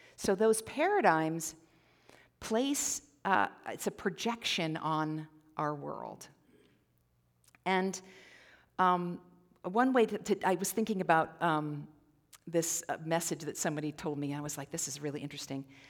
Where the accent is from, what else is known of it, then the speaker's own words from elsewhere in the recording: Midwest, United States; now in Central Oregon, United States; I'm actually from the Midwest originally, and we had the fireflies, which we don't have on the west side of the Rockies